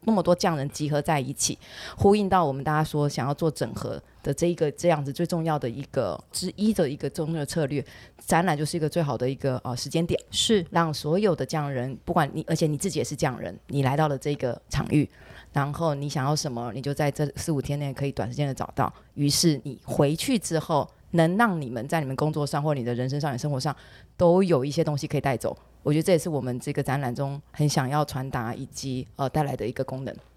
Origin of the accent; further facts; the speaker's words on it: Taiwan; 我们身为台湾人